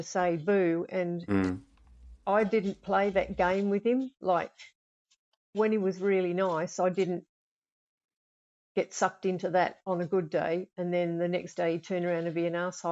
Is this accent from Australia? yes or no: yes; Australia; moved away as an adult; now in United Kingdom; I'm Australian, and for 30-odd years, I was an intensive care nurse, coronary care, all that kind of stuff. But I don't do that anymore now that I've moved here